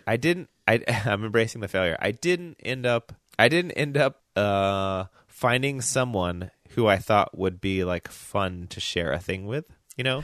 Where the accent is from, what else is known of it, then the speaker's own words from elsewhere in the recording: Memphis, Tennessee, United States; moved away; I grew up in Memphis